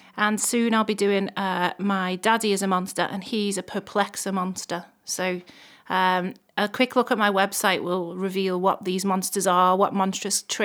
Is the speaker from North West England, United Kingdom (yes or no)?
yes; Liverpool, North West England, United Kingdom; I come originally from Toxteth in Liverpool. Actually, the Dingle, to be more specific